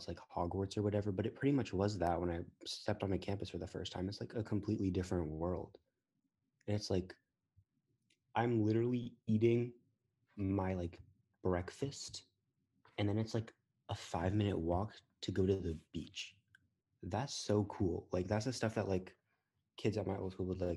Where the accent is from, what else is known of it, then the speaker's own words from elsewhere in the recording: Newport, Rhode Island, United States; I came from Thompson Middle School. It's the public school in Newport. And fun fact, Newport's not as nice as lots of people think it is. We have like all the mansions and stuff